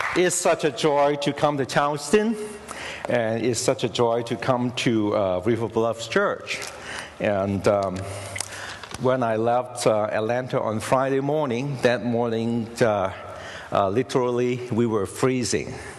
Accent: Hong Kong; now in United States; I was born in Hong Kong

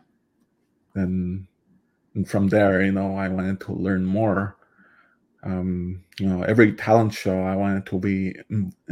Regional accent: Waswanipi and Chisasibi area, northern Quebec, Canada; first language Cree; English is a second language; also born or lived in Ottawa, Canada; now in Smiths Falls, Canada; I am from Jessassabe and Oshkagnish. They're both located in northern Quebec.

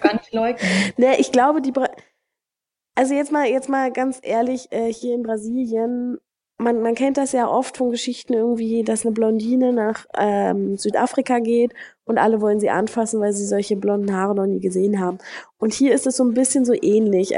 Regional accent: Germany; moved away as an adult; now in Brazil; mich auch nicht als Deutsche ansehen würden

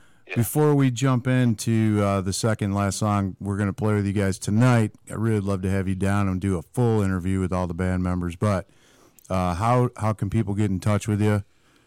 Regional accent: Buffalo, New York, United States; now in Nashville, United States; I'm a Yankee originally. I'm originally from Buffalo, New York.

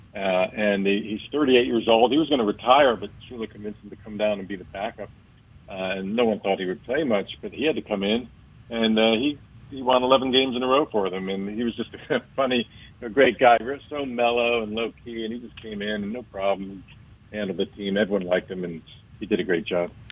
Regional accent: Miami, Florida, United States; born or raised there

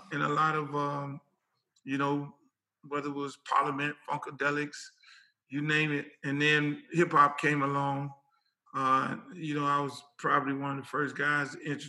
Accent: Miami, Florida, United States; born and raised in Liberty City

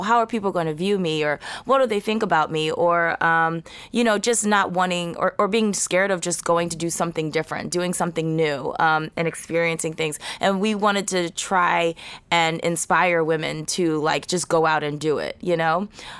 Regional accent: Philadelphia, Pennsylvania, United States; I'm from Philadelphia

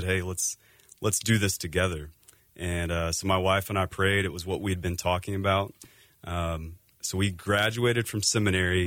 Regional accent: Texas, United States; also born or lived in Seattle area; now in Phoenix, United States; we're actually from Texas. Grew up in Texas

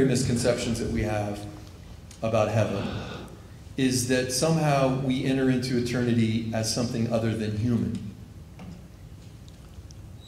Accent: Missouri, United States; I am from Missouri a little bit, so I say wash.

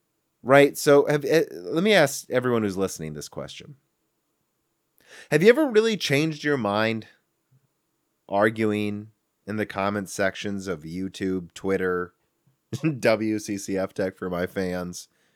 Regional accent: Minnesota, United States; born there; also born or lived in Illinois / Pennsylvania / Michigan; I was born in Minnesota, and as I've said in other little bits and pieces all over my content, you know, I moved all over Illinois, Pennsylvania, Michigan.

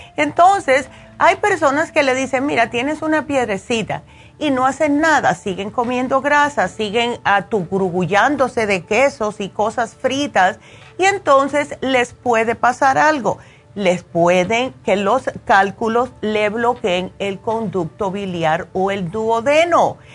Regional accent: Cuba; also born or lived in Las Vegas; now in California, United States; siendo cubana.

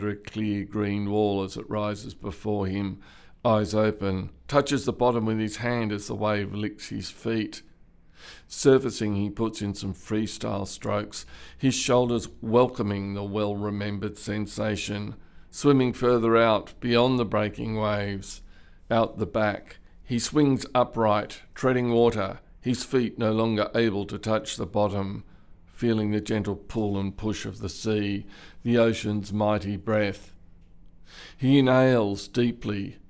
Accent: Canberra, Australian Capital Territory, Australia; also born or lived in Bathurst; So I grew up in Canberra, the bush capital

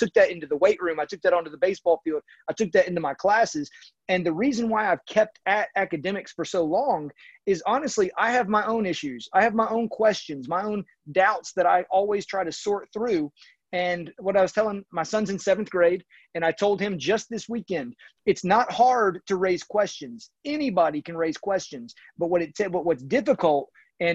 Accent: Raleigh, North Carolina, United States; I grew up in Raleigh, North Carolina

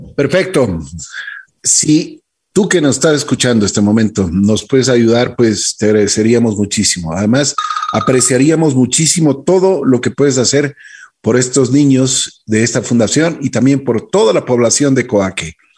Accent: Ecuador; Nosotros como ecuatorianos

